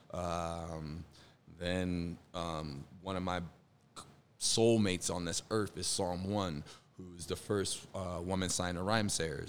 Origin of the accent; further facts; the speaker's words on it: Chicago, Illinois, United States; moved away as an adult; now in Minneapolis, United States; I'm from Chicago originally. Um, and I live here in Minneapolis